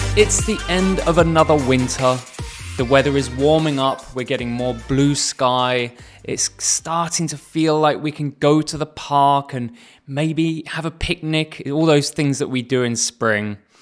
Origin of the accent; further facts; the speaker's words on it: England, United Kingdom; I come from England